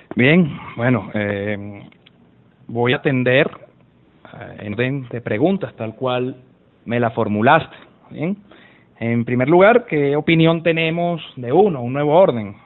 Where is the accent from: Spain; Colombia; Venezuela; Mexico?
Venezuela; yo como venezolano